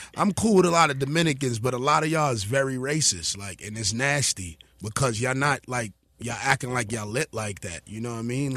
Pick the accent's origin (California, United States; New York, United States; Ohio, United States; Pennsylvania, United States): New York, United States; New York City; I'm from New York City